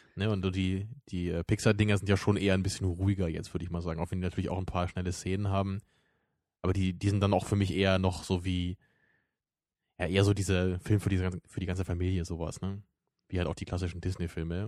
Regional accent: Germany; bei uns in Deutschland

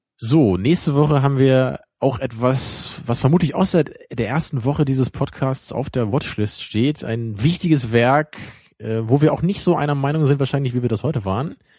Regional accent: Germany; da merken wir es dann auch noch als Deutsche

